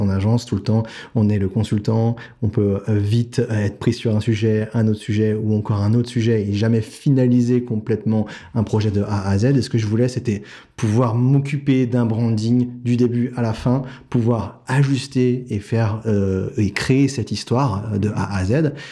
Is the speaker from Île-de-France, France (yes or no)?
yes; Paris, Île-de-France, France; je viens de Paris. Euh, j'ai fait toutes mes études à Paris.